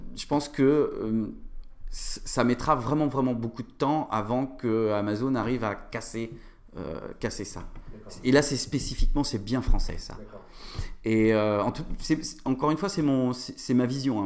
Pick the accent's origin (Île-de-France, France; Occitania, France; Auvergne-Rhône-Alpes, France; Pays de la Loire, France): Pays de la Loire, France; Nantes; moved away as an adult; also born or lived in Aix-en-Provence; je suis nantais